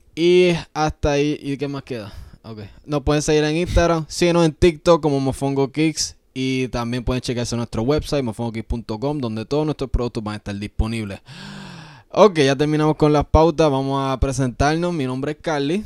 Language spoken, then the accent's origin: Spanish; Yauco, Puerto Rico; moved away; nosotros somos de Yauco, es un pueblo bien chiquito. Creciendo ahí